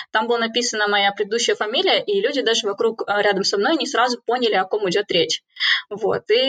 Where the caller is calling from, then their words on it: Cambridge, East of England, United Kingdom; я подключаюсь из Кембриджа, из одной из, наверное, а, столиц и конгломератов человеческих знаний.